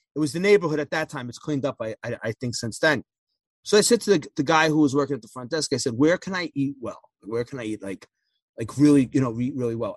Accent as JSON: {"language": "English", "country": "United States", "said": "as an American"}